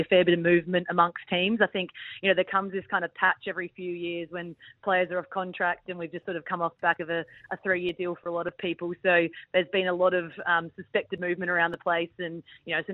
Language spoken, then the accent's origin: English; Adelaide, South Australia, Australia; moved away; I went back to Adelaide, actually, to visit the family because I'm from Adelaide